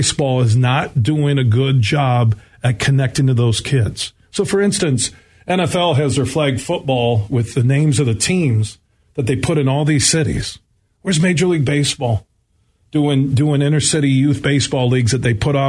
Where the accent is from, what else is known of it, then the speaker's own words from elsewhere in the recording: Grand Rapids, Michigan, United States; growing up in Burton Heights, just down the street here from 96-1 the game